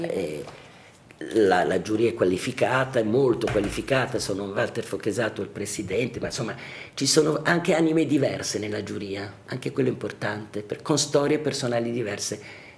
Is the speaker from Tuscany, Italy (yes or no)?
no; Lombardy, Italy; also born or lived in Florence; now in Milan, Italy; sono tornata a casa, come si dice, essendo lombarda. ho ripreso le mie radici